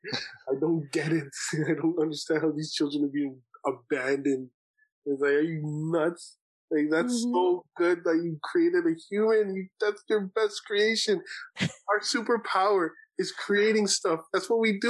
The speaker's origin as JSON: {"language": "English", "town": "Brampton", "region": "Ontario", "country": "Canada", "tie": "born or raised there", "said": "I grew up in Brampton"}